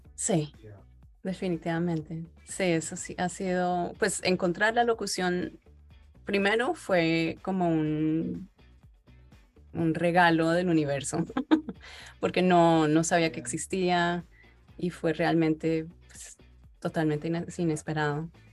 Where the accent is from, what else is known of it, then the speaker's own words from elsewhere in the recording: Miami, Florida, United States; moved away; also born or lived in Bogotá, Colombia / Brazil / Kentucky / Boston; como nací en Miami, cuando entré al colegio y empecé a aprender inglés, entonces pues inglés se volvió mi, primera lengua